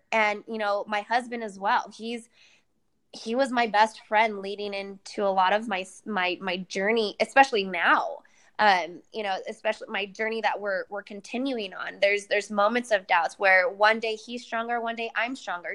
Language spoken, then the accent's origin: English; Sacramento, California, United States; My second show in my hometown, Sacramento